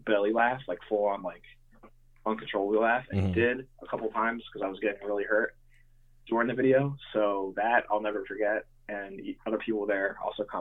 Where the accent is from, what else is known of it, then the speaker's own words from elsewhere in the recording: Lansdale, Pennsylvania, United States; also born or lived in Philadelphia; I grew up in Montgomeryville, Lansdale area. Like, I'm from Lansdale pretty much